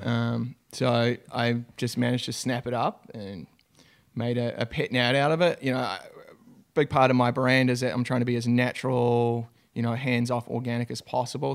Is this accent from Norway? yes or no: no; New Zealand; moved away as an adult; now in United States; I'm a Kiwi, so from New Zealand. Uh, grew up on a, in a small country town